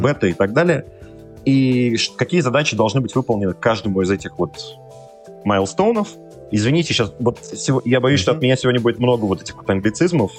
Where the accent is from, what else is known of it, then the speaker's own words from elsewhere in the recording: Saint Petersburg, Russia; Я сам из Петербурга вообще изначально.